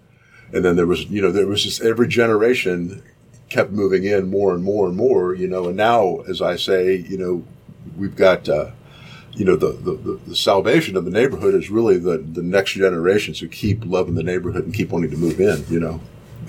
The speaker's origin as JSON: {"language": "English", "town": "Dayton", "region": "Ohio", "country": "United States", "tie": "born or raised there", "moved": "as an adult", "lives_now": "Cincinnati, United States", "said": "I'm from Dayton, Ohio, originally."}